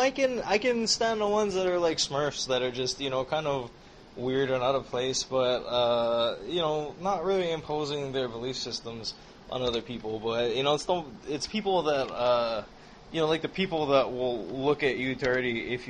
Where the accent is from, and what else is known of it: New York, United States; moved away